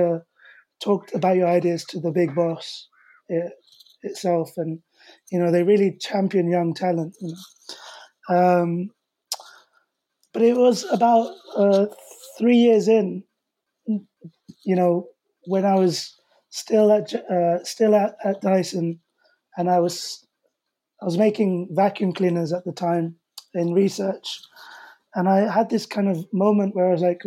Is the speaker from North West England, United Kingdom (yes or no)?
no; London, United Kingdom; I'm also from the Asian community, small community in West London